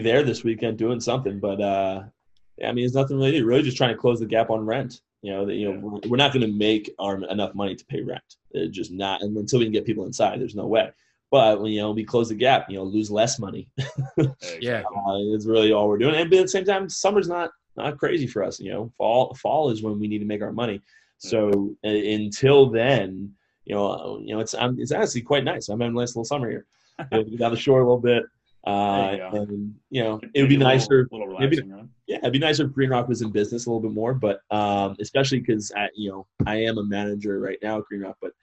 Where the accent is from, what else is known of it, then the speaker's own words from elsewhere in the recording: Colts Neck, New Jersey, United States; I grew up in Jersey, grew up in Colchester, New Jersey